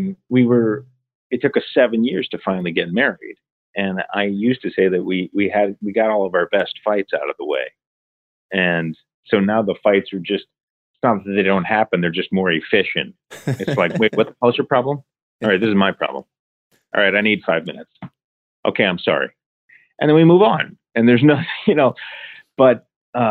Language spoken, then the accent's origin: English; Ohio, United States; Growing up in Ohio, similar weather to Toronto